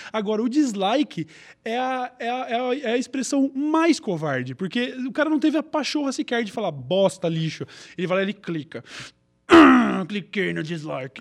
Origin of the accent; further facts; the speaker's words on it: Brazil; eu é sou do Brasil